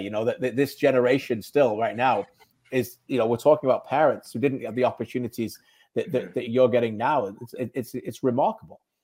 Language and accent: English; Birmingham, West Midlands, United Kingdom; where I was born in Birmingham